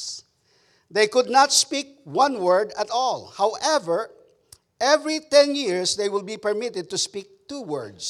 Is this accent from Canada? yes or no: no; Philippines; English is a second language; now in Texas, United States; as a Filipino cowboy, that's how we do it in Texas.